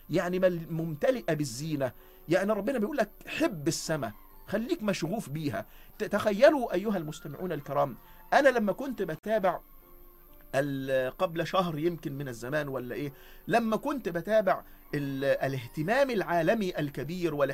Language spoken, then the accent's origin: Arabic; Egypt; وفلسفة التعليم عندنا كمصريين